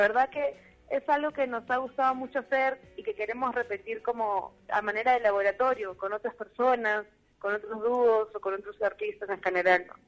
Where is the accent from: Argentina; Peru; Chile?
Peru; moved away as an adult; now in Mexico; … y yo vivimos eh, desde hace casi dos años en México, pero pero sí, somos de Perú.